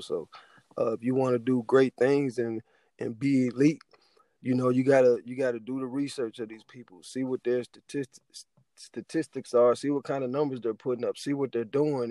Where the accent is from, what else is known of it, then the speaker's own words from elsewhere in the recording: Youngstown, Ohio, United States; I'm from Youngstown, Ohio